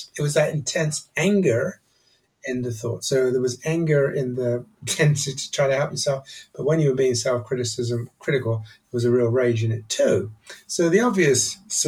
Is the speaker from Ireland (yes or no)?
no; Nigeria; moved away; also born or lived in England / Edinburgh; I grew up in Nigeria, actually, and then I came to English boarding school